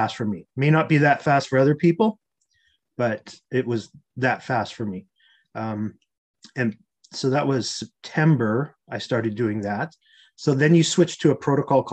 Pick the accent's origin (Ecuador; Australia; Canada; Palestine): Canada; I had played a ton of hockey growing up because I'm Canadian